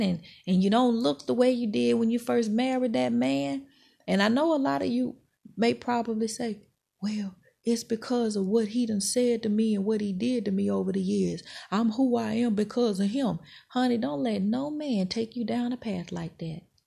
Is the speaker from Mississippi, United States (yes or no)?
yes; Mississippi, United States; moved away; I'm from Mississippi